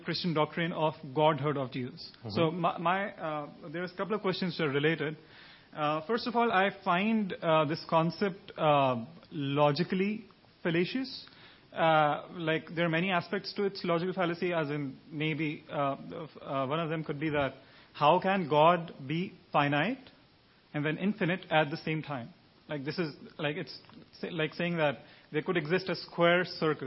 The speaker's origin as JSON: {"language": "English", "country": "Pakistan", "said": "I'm from Pakistan."}